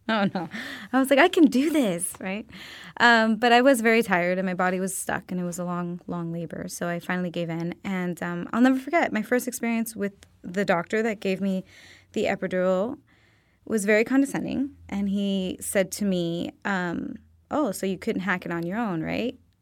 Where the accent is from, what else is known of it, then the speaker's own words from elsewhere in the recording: Miami, Florida, United States; now in Los Angeles, United States; I'm originally from Miami, Florida.